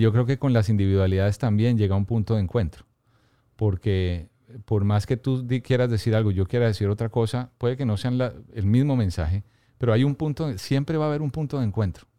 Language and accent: Spanish; Bogotá, Colombia; yo nací y crecí en Bogotá